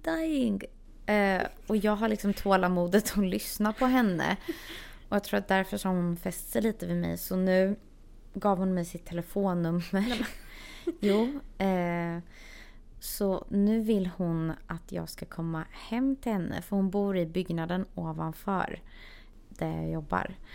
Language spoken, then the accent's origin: Swedish; Sweden; moved away as an adult; now in Los Angeles, United States; vi är de två enda svenska i butiken